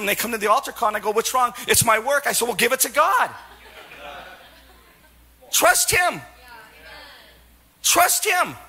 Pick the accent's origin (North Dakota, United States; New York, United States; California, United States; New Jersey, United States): California, United States; Silicon Valley; I'm from Silicon Valley